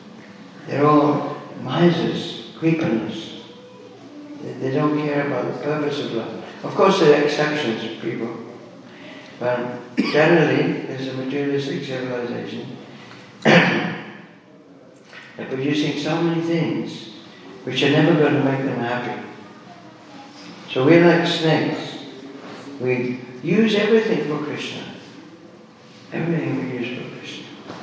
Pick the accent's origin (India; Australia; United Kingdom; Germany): United Kingdom; England; born there; I was born up in England.